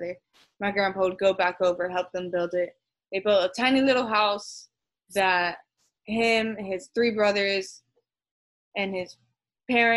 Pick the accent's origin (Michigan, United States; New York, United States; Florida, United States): Florida, United States; Miami; now in Jacksonville, United States; I was born and raised in Miami, but both my parents were born in Colombia.